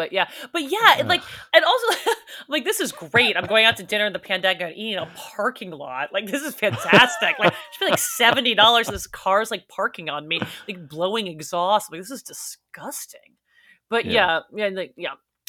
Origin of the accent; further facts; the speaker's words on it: New York City, New York, United States; now in Los Angeles, United States; I grew up in New York City. People are eating outside in 50-degree weather.